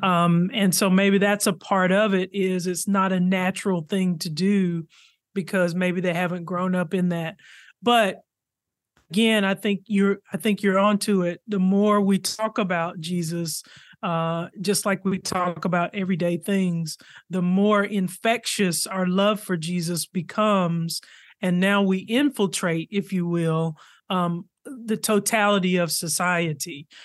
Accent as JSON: {"language": "English", "region": "Arkansas", "country": "United States", "tie": "born or raised there", "said": "I grew up in Arkansas"}